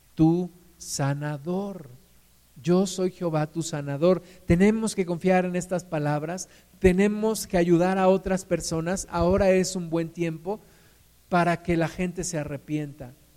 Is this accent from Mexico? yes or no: yes; Mexico